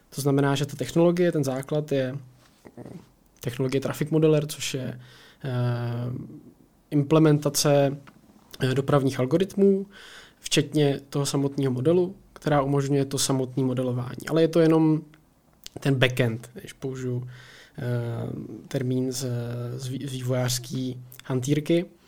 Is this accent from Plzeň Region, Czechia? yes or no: yes; Plzeň, Plzeň Region, Czechia; jsem, z Plzeňák, eh, žiju tady celý život